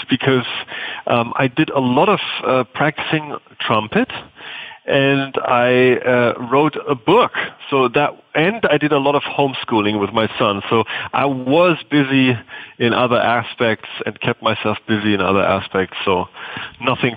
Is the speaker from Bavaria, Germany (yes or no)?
yes; Bavaria, Germany; the German village that I grew up in Bavaria